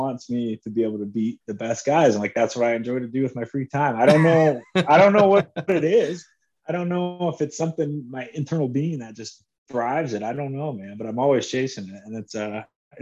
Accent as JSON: {"language": "English", "town": "Orlando", "region": "Florida", "country": "United States", "tie": "born or raised there", "moved": "yes", "said": "I grew up in Orlando, you know, Orlando or suburb of Orlando, Florida"}